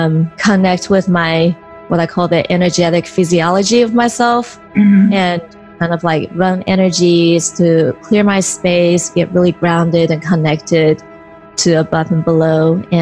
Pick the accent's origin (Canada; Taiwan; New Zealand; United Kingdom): Taiwan; also born or lived in California; now in United States; island called Taiwan, which is a part of China. And then I moved to California. So usually I would just say I'm from California.